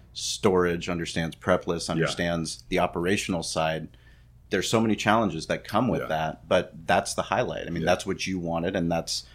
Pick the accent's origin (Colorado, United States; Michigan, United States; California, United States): California, United States; San Diego; for us growing up in San Diego, living on Mexican food